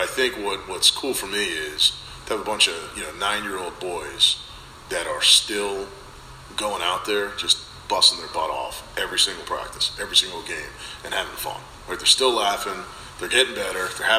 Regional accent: New Jersey, United States; Originally Jersey.

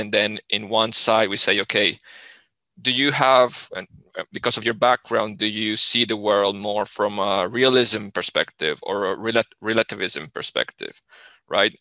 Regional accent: Colombia; moved away as an adult; now in Sweden; I, I come from Colombia

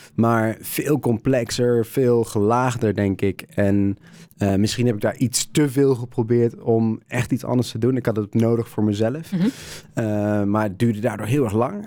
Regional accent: Netherlands; Ik kom uit Nederland

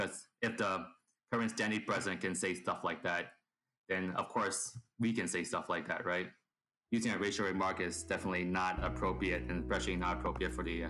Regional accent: Southern Maryland, United States; also born or lived in Hong Kong; I'm from Hong Kong, and seeing Hong Kong being tear apart was quite saddening for me. Until that day when the president decided to say "Kung Flu" on the air, it was actually disheartening because it just brings back all the memories I have growing up in Southern Maryland, where I was the only Chinese kid in the whole neighborhood.

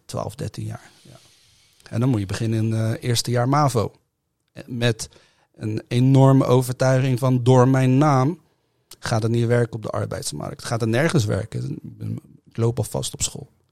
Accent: The Hague, South Holland, Netherlands; Ik ben geboren in Den Haag, ik ben opgetogen in Den Haag

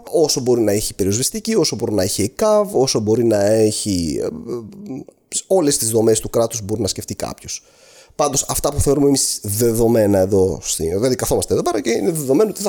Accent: Greece; εγώ έρχομαι από την Ελλάδα

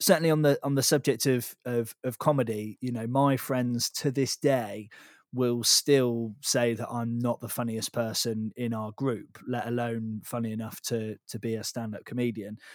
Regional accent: Devon, South West England, United Kingdom; moved away; also born or lived in Bath; I grew up down in Devon, which is, is where you are.

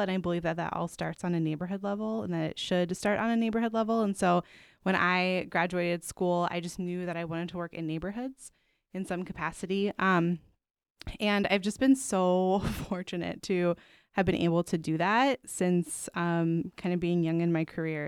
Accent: Pittsburgh, Pennsylvania, United States; now in Chicago, United States; my hometown of Pittsburgh, Pennsylvania

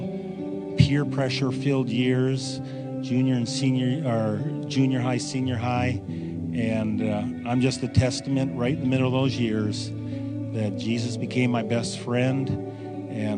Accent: Wausau, Wisconsin, United States; Right here, Wausau, Wisconsin

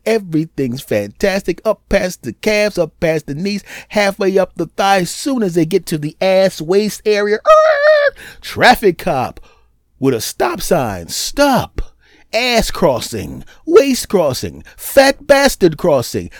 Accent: Philadelphia, Pennsylvania, United States; moved away; My hometown down there in Philly

